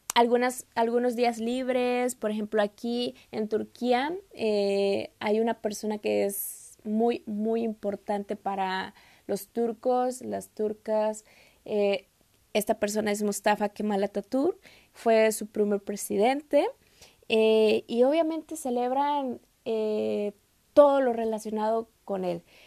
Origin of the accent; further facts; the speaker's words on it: Mexico; moved away as an adult; now in Turkey; soy de México